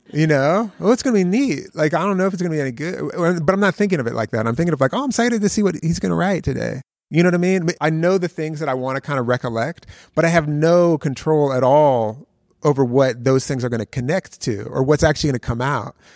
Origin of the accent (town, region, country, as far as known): Philadelphia, Pennsylvania, United States; born or raised there; also born or lived in Youngstown, Ohio